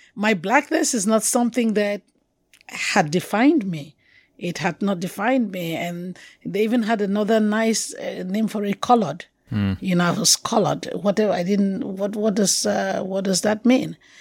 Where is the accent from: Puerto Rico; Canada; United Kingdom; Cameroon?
Cameroon; accent: Anglophone; moved away as an adult; also born or lived in Yaoundé, Cameroon; I'm originally from Cameroon, so they know I'm African